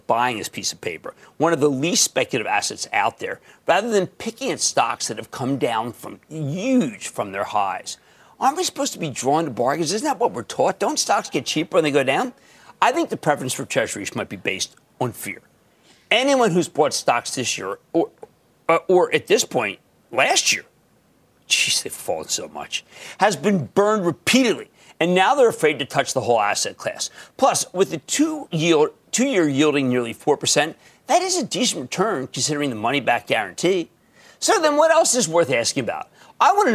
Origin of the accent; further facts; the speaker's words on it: New Jersey, United States; New Jersey, my home state